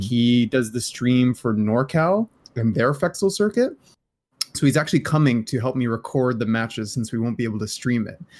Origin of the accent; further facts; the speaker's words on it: Canada; I'm Canadian